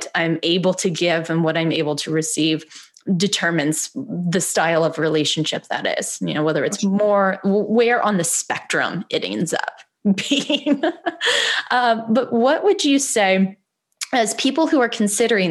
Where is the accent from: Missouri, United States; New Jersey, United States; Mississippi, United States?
Missouri, United States; now in Los Angeles, United States; I grew up in Missouri